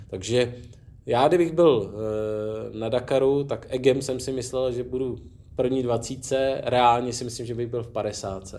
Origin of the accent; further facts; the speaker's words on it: Czechia; my jako Češi